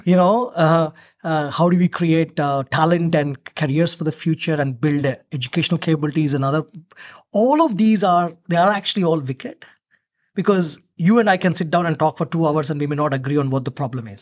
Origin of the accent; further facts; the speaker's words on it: India; now in Australia; I'm originally from India, but I'm, I was representing Australia in India